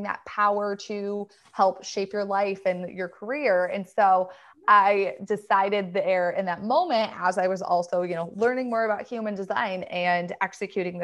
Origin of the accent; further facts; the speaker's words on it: Michigan, United States; I lived in Michigan, born and raised in Michigan